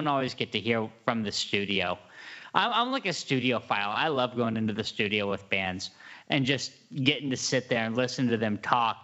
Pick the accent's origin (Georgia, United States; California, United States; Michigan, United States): California, United States; Arcata; moved away as an adult; now in Portland, United States; I'm from Northern California. I'm not from the Bay Area. I'm from Arcata. I'm from Humboldt